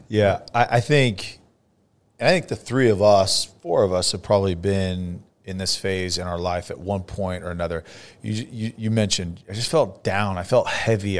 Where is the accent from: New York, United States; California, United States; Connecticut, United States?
California, United States; Fresno; now in Dallas area, United States; I grew up in Fresno